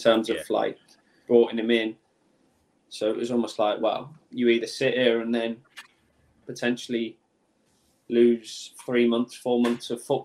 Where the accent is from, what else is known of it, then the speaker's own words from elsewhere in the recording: Birmingham, West Midlands, United Kingdom; I'm from Birmingham, so it was like in my home city